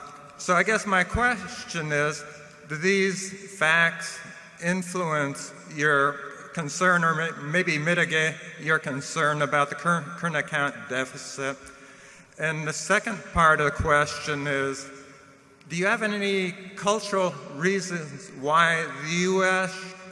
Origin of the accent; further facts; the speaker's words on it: Kansas City, Missouri, United States; from Kansas City.